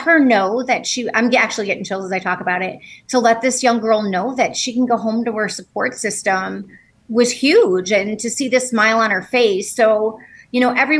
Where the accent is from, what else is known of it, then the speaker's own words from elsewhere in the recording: Chicago, Illinois, United States; moved away; I'm from Chicago originally, so everything's flat